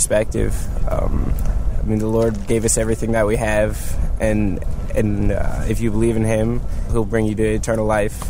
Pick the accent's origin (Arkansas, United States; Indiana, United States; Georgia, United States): Georgia, United States; Peachtree City; Petrie City, Georgia. So really just 20 minutes south of here.